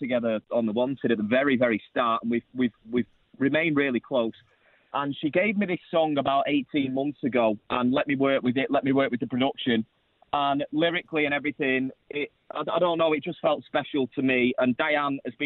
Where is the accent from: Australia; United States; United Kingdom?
United Kingdom; Manchester, North West England; I'm actually in Manchester now, in my hometown.